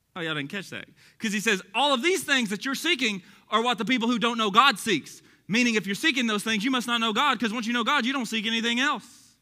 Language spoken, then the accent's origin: English; Texas, United States; accent: Texas; my Texas accent